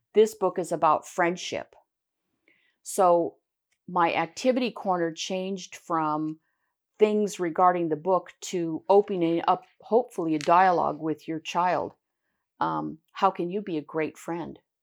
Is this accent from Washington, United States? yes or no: yes; Pasco, Washington, United States; also born or lived in Richland, Washington; I was born in Pasco, uh, and I, I'm born and raised